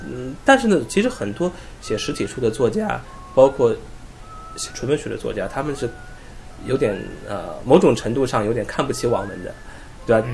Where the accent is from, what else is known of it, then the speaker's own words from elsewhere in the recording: China; 我们中国人